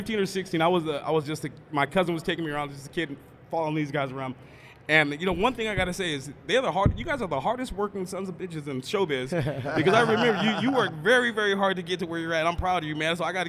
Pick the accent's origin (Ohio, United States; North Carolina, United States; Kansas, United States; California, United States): California, United States; Emerald Triangle; also born or lived in Santa Rosa, Sonoma County; I'm from the Emerald Triangle. I live up in Santa Rosa and Sonoma County